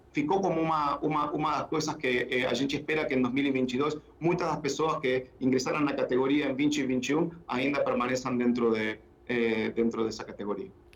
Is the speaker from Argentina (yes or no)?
yes; Argentina; accent: portunhol; Portuguese is a second language; moved away as an adult; also born or lived in England; now in Brazil; Eu sou eu sou da Argentina.